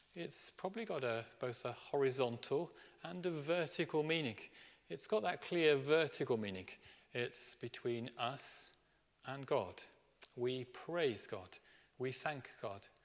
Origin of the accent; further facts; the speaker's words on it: Birmingham, West Midlands, United Kingdom; I grew up in Birmingham